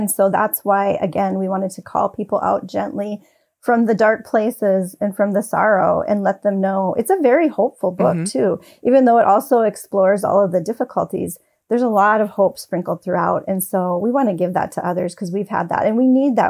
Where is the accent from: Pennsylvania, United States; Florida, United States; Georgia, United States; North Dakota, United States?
North Dakota, United States; I don't usually say y'all, I'm from North Dakota.